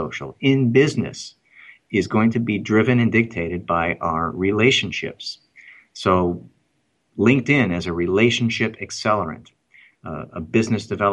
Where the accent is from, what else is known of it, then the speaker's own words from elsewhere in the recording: Chicago, Illinois, United States; I am from Chicago